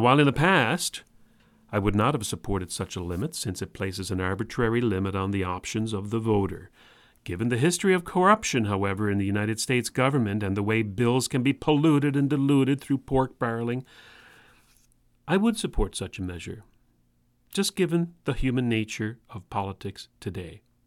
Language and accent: English; Canada; if I were an American and I'm not, remember folks, I'm Canadian